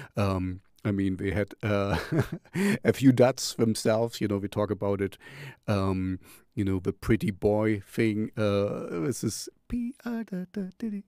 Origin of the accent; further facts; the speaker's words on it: Jena, Thuringia, Germany; here I'm from Jena